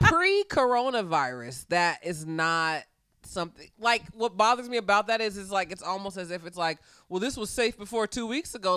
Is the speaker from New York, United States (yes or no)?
no; Fairfield, California, United States; I'm from Fairfield, California. It is as it sounds. I grew up in a very mixed environment